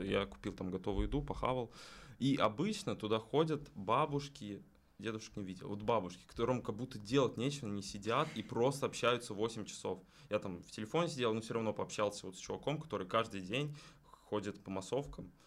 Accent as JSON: {"language": "Russian", "town": "Dzerzhinsk", "country": "Russia", "moved": "yes", "said": "Я из Дзержинска"}